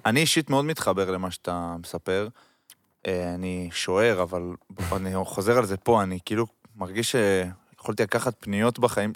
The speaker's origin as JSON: {"language": "Hebrew", "town": "Haifa", "region": "Haifa District", "country": "Israel", "tie": "born or raised there", "moved": "yes", "said": "אנחנו שנינו חיפאים, וכאילו, כל החבורה שלי מהתיכון, שכנים שלי"}